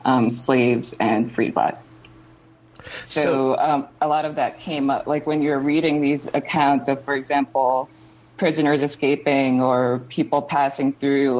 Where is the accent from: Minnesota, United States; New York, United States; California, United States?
New York, United States; I grew up in New York